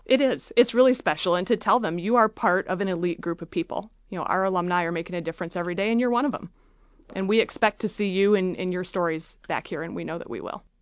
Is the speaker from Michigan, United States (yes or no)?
yes; Freeland, Michigan, United States; I grew up in Freeland, Michigan